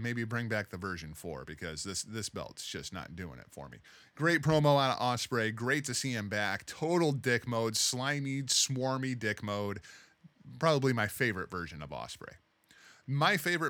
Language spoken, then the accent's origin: English; United States; I'm an American.